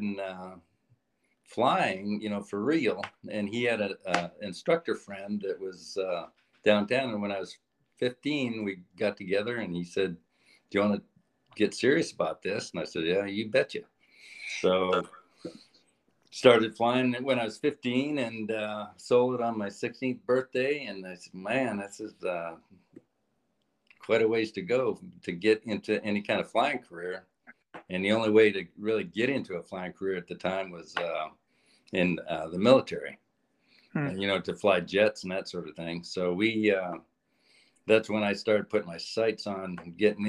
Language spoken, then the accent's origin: English; Oregon, United States; also born or lived in Whitehorse, Yukon, Canada; grew up in Oregon